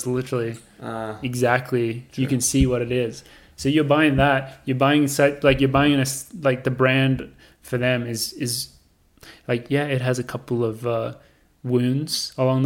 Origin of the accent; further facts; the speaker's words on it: Australia; now in United States; as an Australian